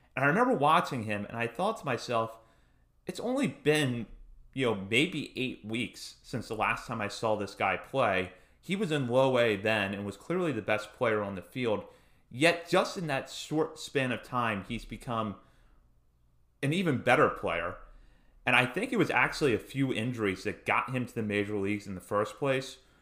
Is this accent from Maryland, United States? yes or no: yes; Hagerstown, Maryland, United States; I'm from Hagerstown